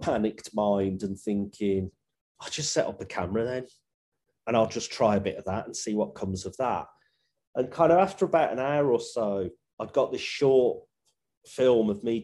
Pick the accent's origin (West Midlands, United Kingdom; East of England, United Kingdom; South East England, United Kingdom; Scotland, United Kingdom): West Midlands, United Kingdom; Birmingham; accent: Brummie